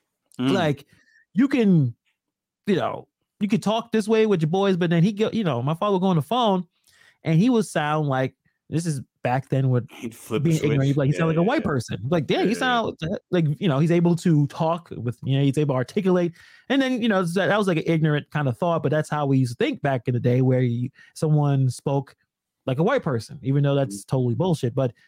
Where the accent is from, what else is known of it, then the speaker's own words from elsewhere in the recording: Brooklyn, New York, United States; And it's interesting when I say I'm born and raised in Brooklyn, right? Like, I'm born and raised in New York City.